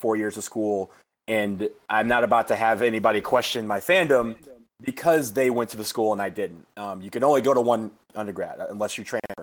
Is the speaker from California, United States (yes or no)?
no; Michigan, United States; I was born and raised in Michigan